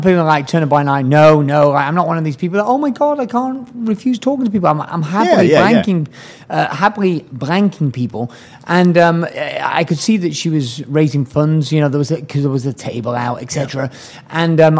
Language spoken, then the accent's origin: English; England, United Kingdom; moved away; I'm from England.